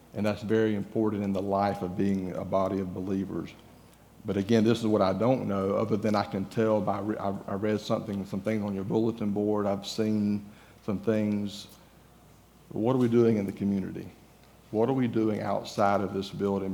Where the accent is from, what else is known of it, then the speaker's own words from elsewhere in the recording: Georgia, United States; moved away as an adult; also born or lived in Florida; now in Texas, United States; I'm from Georgia, if you haven't figured out, I'm, my accent may give me away a little bit. But I'm from Georgia